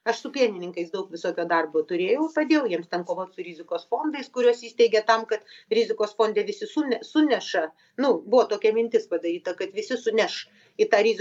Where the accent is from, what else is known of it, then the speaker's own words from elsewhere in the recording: Lithuania; mes lietuviai